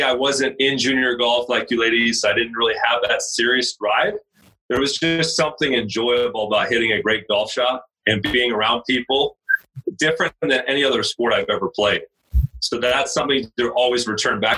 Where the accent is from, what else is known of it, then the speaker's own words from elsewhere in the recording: Laguna Hills, California, United States; also born or lived in Central Washington University, Washington; I was born and raised in Laguna Hills, which is in Orange County, OC life